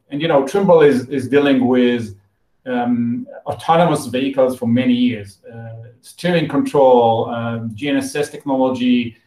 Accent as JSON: {"language": "English", "country": "Israel", "tie": "born or raised there", "said": "I was born in Israel. Um, and uh, like everyone else, after the high school, I, I joined the army as, as a mandatory military service"}